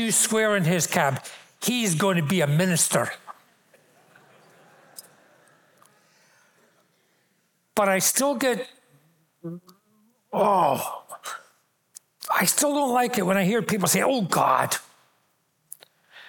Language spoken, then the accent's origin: English; Glasgow, Scotland, United Kingdom; moved away as an adult; I grew up in Glasgow